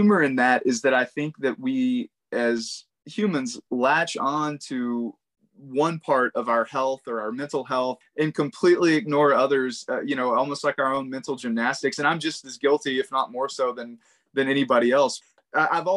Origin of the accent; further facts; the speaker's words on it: East Texas, United States; I grew up in East Texas